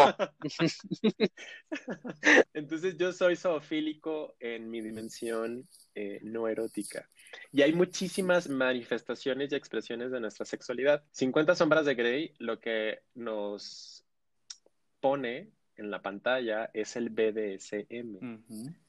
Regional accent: Ciudad Juárez, Chihuahua, Mexico; soy de Ciudad Juárez, la frontera más fabulosa y bella del mundo

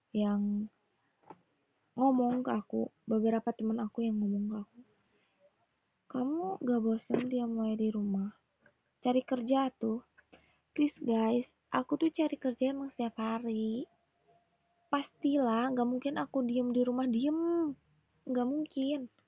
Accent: Bandung, West Java, Indonesia; Indonesian is a second language; kadang sih bahasa Indonesia aku tuh masih ada Sunda-Sundanya guys jadi aku orang Bandung aku asli di Bandung aku aku bisa bahasa Indonesia cuman nggak begitu apa ya nggak begitu lancar banget gitu

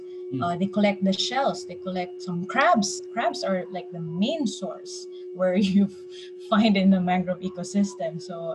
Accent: Mindanao, Philippines; And they will already tell us, like, for example, I'm from Mindanao. We won't get hit. We will always have rain.

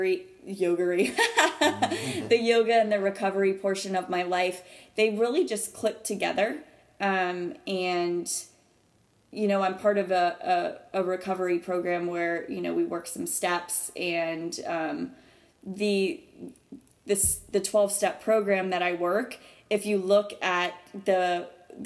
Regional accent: Naples, Florida, United States; moved away as an adult; also born or lived in Jacksonville Beach, Florida; now in Charleston, United States; I grew up in Florida. I'm a Florida gal. On the Gulf Coast in Naples, Florida

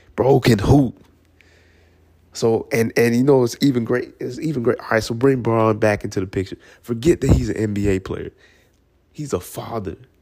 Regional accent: Atlanta, Georgia, United States; I'm from Atlanta

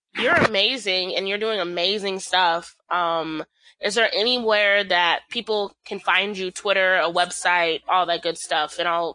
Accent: the South, United States; I'm from the South, so I love things about the South.

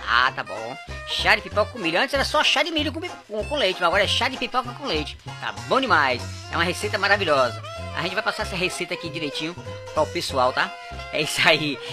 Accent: Fortaleza, Ceará, Brazil; moved away; Minha cidade de coração e de nascimento. Nasci em Fortaleza

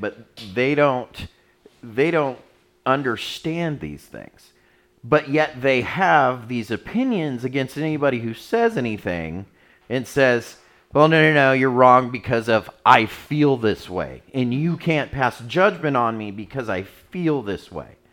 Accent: United States; celebrating Christmas as an American

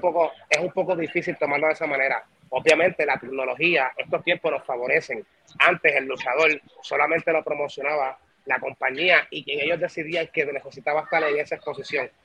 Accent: Puerto Rico; conozco el negocio en mi tierrita

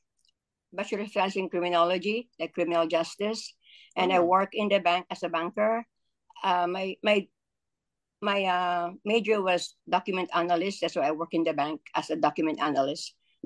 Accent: Philippines; moved away as an adult; now in New York, United States; growing up in the Philippines

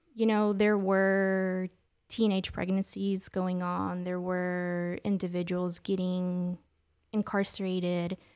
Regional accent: Oklahoma City, Oklahoma, United States; also born or lived in San Luis Potosí, Mexico / Mexico City, Mexico; Oklahoma City raised, uh, Southside, Capitol Hill

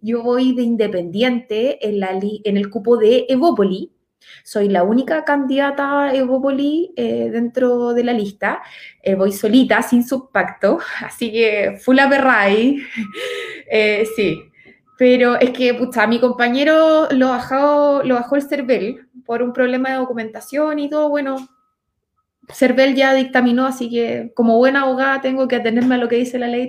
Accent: Los Ángeles, Biobío, Chile; Yo vivo actualmente en Los Ángeles, o sea, soy nacida y criada en Los Ángeles.

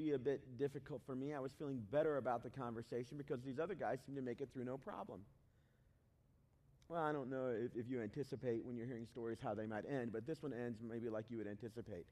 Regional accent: Southeast Tennessee, United States; also born or lived in Chicago, Illinois; now in Cincinnati, United States; I was born in Chicago, but I didn't grow up there. I grew up in Southeast Tennessee

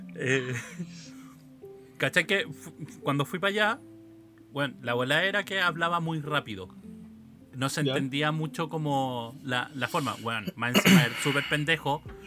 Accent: central Chile, Chile; accent: central Chilean; los centrales

